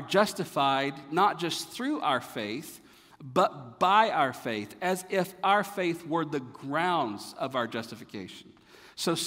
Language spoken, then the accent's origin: English; North Carolina, United States; moved away; also born or lived in Florida; growing up in North Carolina